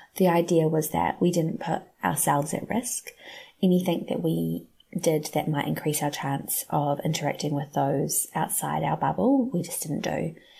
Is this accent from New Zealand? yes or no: yes; New Zealand; I'm from Aotearoa, New Zealand, and my husband and I both work in education in Auckland